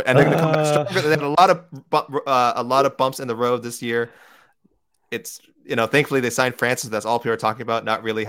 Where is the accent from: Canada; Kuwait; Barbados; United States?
Canada; Edmonton, Alberta; And I'm from Edmonton, so it hurts to say this.